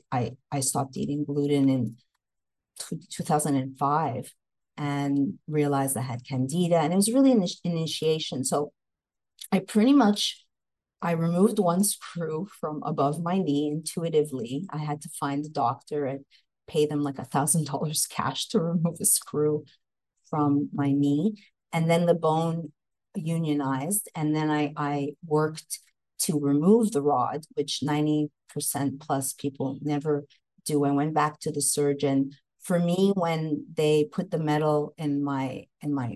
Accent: Montreal, Quebec, Canada; moved away as an adult; also born or lived in Los Angeles, United States; So I hail from Montreal, Canada, and I came to Los Angeles. I was in LA for 23 years

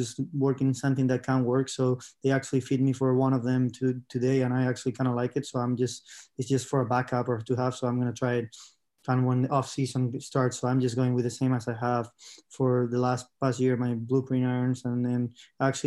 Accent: Spain; I'm from Spain

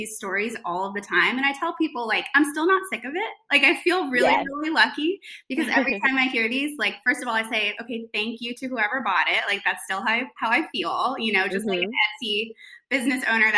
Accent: New York, United States; moved away as an adult; now in North Carolina, United States; I'm from New York. I went to high school in New York. I came down here for college

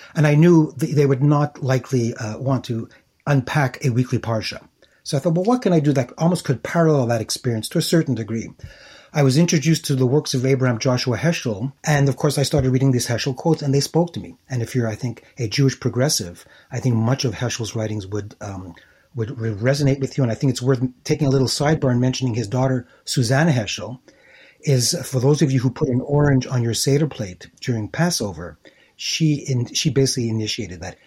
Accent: Montreal, Quebec, Canada; where I grew up, born and raised in Montreal

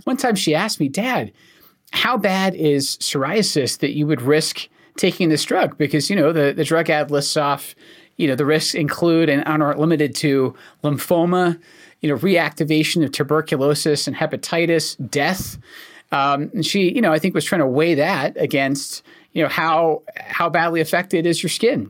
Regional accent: Scotland, United Kingdom; accent: Scottish; now in United States; I'm actually Scottish. I'm not from America

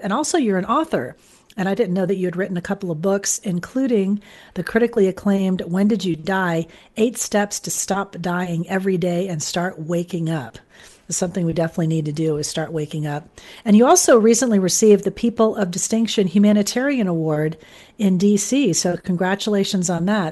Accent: Fort Lauderdale, Florida, United States; moved away; I'm from Fort Lauderdale originally

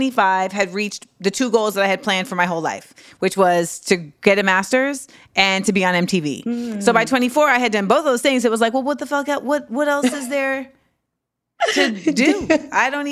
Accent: Orlando, Florida, United States; I grew up in Orlando.

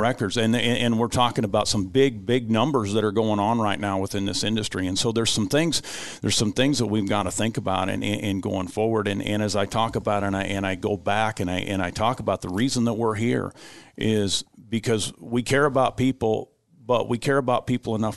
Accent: United States; as Americans

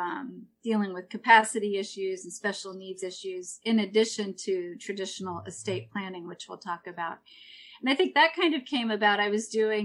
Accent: Missouri, United States; moved away as an adult; now in Peaks Island, United States; I grew up in Missouri, right in the middle of this great country

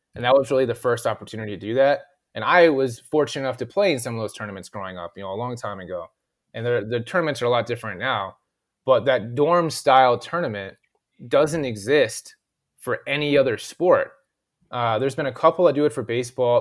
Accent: the Valley, California, United States; accent: Valley; moved away as an adult; also born or lived in Washington, D.C.; I'm from the Valley, as stereotypical as it gets in terms of how I talk

